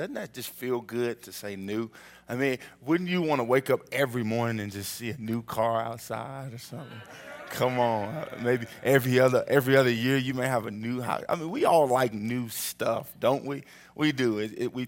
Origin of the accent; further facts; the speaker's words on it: Oklahoma City, Oklahoma, United States; also born or lived in Missouri; I'm from Oklahoma City